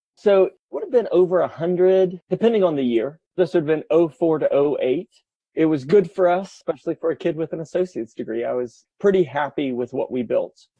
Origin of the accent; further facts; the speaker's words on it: Kansas City, United States; grew up in Kansas City. I lived 10 minutes from the house I grew up in.